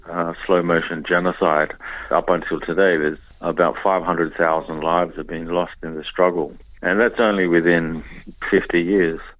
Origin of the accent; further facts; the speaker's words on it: Darwin, Northern Territory, Australia; moved away as an adult; also born or lived in Papua New Guinea; now in Melbourne, Australia; yeah, my culture is really based around drumming. Yeah, and you know, growing up, I grew up in Darwin